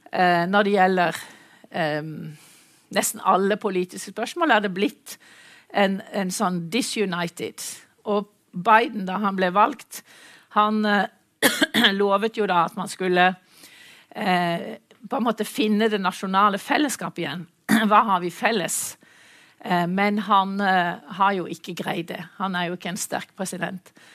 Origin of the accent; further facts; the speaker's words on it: Mandal, Agder, Norway; moved away; jeg er mandalitt, så jeg er vant til kysten